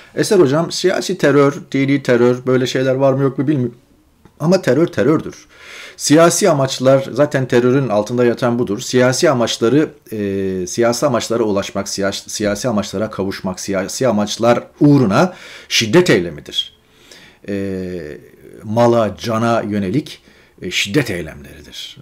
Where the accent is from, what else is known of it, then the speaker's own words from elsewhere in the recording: Turkey; moved away; memleketimiz yani. Orada doğduk, orada okullara gittik, devlet okullarında, devlet yurtlarında kaldık